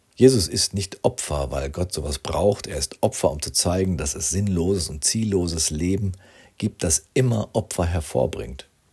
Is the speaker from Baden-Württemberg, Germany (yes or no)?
no; Rinteln, Lower Saxony, Germany; Ich wohnte damals als Schüler in meinem Heimatort Rinteln in diesem viertältesten Fachwerkhaus Niedersachsens